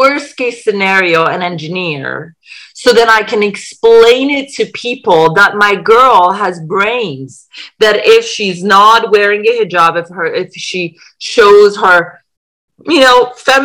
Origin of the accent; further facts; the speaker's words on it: Iran; moved away; also born or lived in England; I was born in Iran